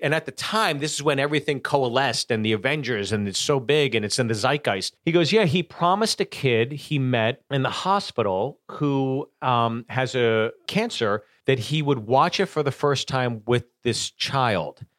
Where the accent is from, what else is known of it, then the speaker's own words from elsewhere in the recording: Pittsburgh, Pennsylvania, United States; also born or lived in Los Angeles, California; now in Nashville, United States; I'm from Pittsburgh